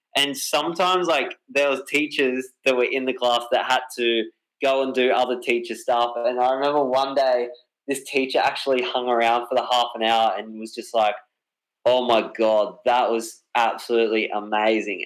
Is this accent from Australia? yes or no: yes; Australia; my hometown. Um, and because Australia is such a big place